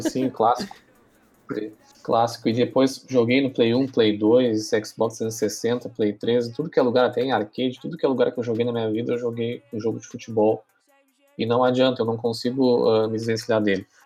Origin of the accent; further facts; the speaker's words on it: Pelotas, Rio Grande do Sul, Brazil; nós que somos aqui de Pelotas